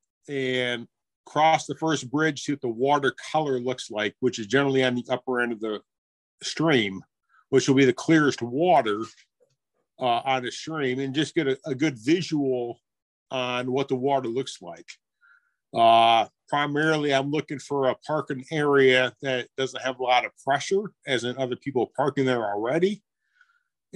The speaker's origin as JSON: {"language": "English", "region": "Western New York", "country": "United States", "tie": "born or raised there", "said": "growing up in Western New York"}